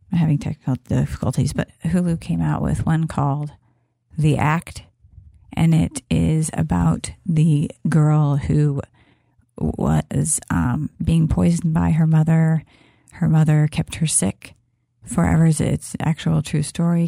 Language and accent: English; Kansas, United States; I'm from, I am from Kansas